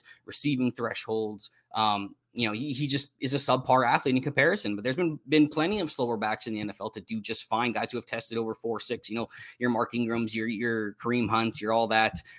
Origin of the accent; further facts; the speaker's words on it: Canada; I'm from Canada